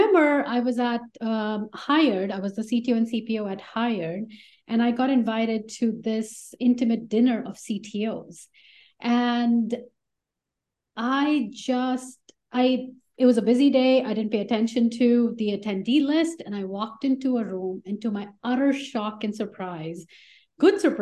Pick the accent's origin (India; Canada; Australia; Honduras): India; moved away as an adult; now in United States; I am an immigrant to the US. I grew up in India and I did my bachelor's in engineering in India.